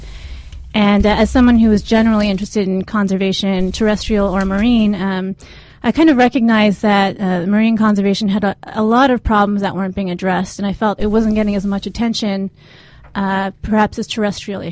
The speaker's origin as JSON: {"language": "English", "town": "San Diego", "region": "California", "country": "United States", "tie": "born or raised there", "also_born_or_lived": "Japan", "said": "I was born in Japan, but grew up in San Diego"}